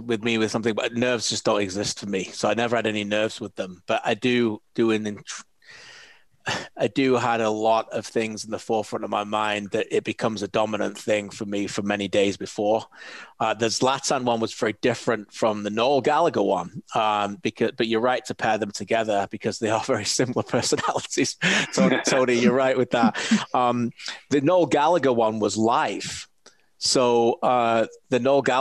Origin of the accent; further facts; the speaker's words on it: Preston, North West England, United Kingdom; moved away as an adult; now in Canada; I'm from Preston, a couple of Northwest lads.